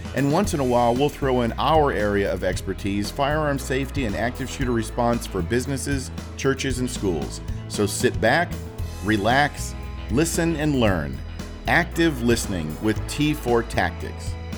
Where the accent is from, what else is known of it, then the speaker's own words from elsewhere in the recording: Port Orange, Florida, United States; now in Lynchburg, United States; I live in Lynchburg, Virginia now. Born and raised in Daytona, Port Orange, Florida area